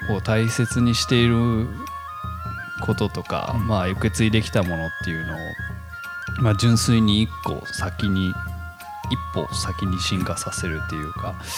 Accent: Tokyo, Japan; moved away as an adult; now in Sado, Japan; 僕はまあ普通に東京で育ったりとかしてるんで

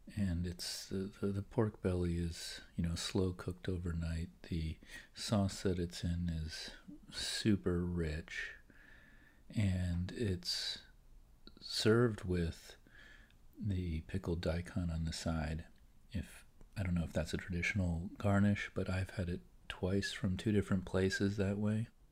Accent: Philadelphia, Pennsylvania, United States; I'm an East Coast guy. And I'm from the Philadelphia area

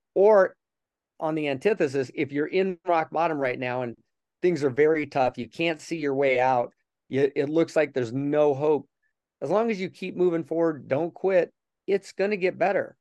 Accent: Denver, Colorado, United States; was born and raised in Denver

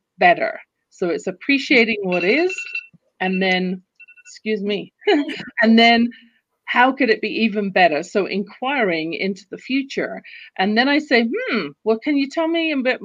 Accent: London, United Kingdom; now in Calgary, Canada; You can tell from my accent, I wasn't born in the US or Canada where I live. I live in Canada, in Calgary, Alberta right now. But I was born in London, England.

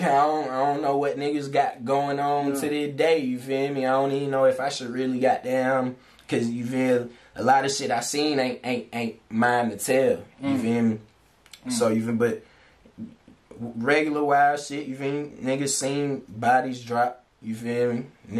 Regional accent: St. Thomas, U.S. Virgin Islands; I'm from St. Thomas, U.S. Virgin Islands, you feel me? That where I was born.

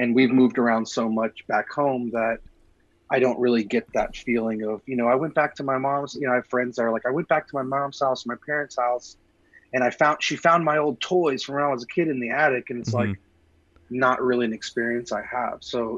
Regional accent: Galveston, Texas, United States; born there; also born or lived in Paris, France; I was born in Galveston, Texas, which is a little bit south of Houston, along the coast. And I lived in about 20 different houses, you know, in my youth. So we moved around quite a bit, including a brief stint in Paris, France.

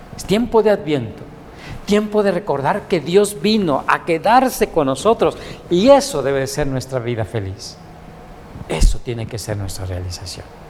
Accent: Mexico; somos bien mexicanos y bien guadalupanos

